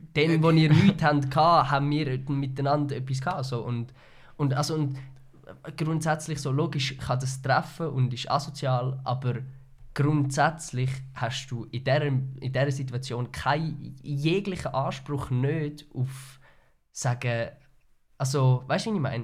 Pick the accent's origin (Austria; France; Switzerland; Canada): Switzerland; als Schweizer